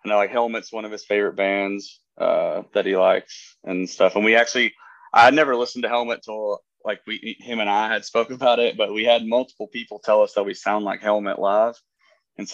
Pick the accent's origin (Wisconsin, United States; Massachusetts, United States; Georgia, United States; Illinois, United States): Georgia, United States; North; moved away as an adult; now in Chattanooga, United States; I'm from North Georgia, like an hour south of Chattanooga.